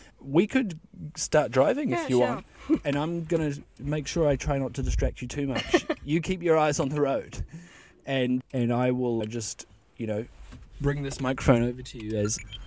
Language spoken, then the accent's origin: English; New Zealand; now in France; you're an expat like me. I'm from New Zealand